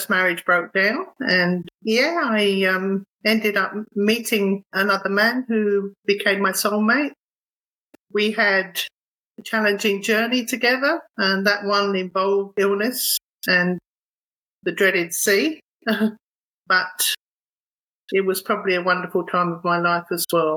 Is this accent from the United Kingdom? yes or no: yes; United Kingdom; moved away as an adult; also born or lived in Thornton Heath, London / Epping, Essex; now in Australia; I grew up in Thornton Heath and Epping in Essex.